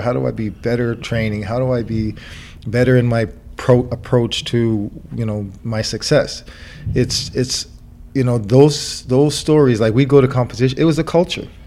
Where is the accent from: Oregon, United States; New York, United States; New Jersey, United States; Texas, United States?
New York, United States; I was from New York